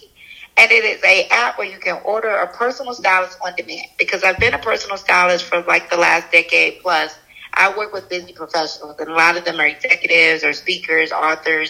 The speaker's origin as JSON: {"language": "English", "town": "Charleston", "country": "United States", "tie": "born or raised there", "also_born_or_lived": "Atlanta, Georgia", "said": "I was born in Atlanta, grew up in Charleston"}